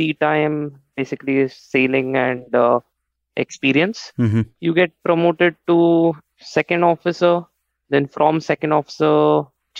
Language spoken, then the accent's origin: English; Mumbai, Maharashtra, India; I was born up in Mumbai.